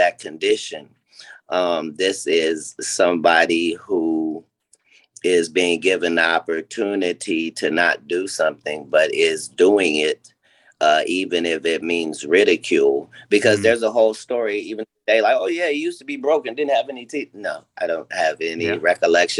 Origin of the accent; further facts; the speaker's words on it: Ohio, United States; I'm from Ohio